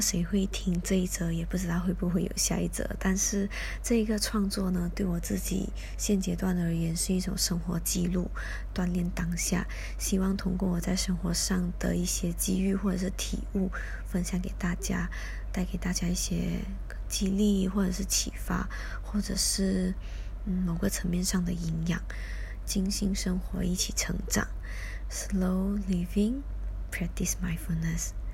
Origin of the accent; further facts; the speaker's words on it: Johor Bahru, Johor, Malaysia; 我来自马来西亚，based in J B